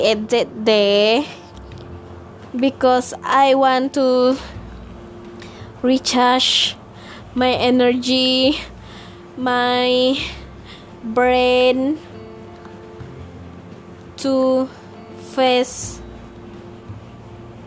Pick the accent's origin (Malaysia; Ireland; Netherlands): Malaysia; English is a second language; moved away as an adult; now in Peninsular Malaysia; we are from Borneo.